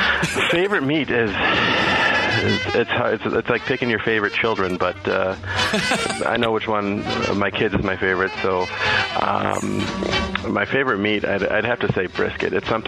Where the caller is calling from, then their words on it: Mesa, Arizona, United States; I am calling from Mesa, Arizona.